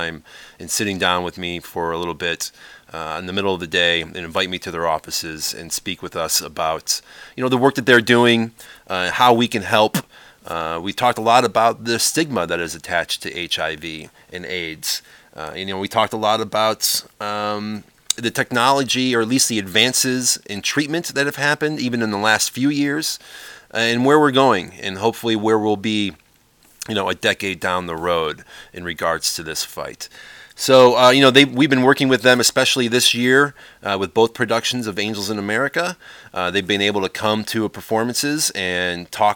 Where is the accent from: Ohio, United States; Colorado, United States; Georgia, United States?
Ohio, United States; Cleveland; I grew up in Cleveland